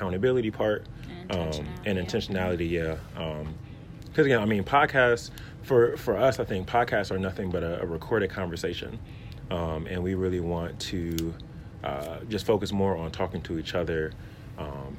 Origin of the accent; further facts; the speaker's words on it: Milwaukee, Wisconsin, United States; I am from Milwaukee